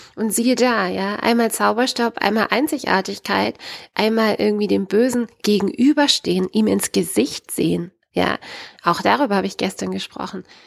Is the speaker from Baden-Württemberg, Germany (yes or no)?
yes; Baden-Württemberg, Germany; bei uns in Baden-Württemberg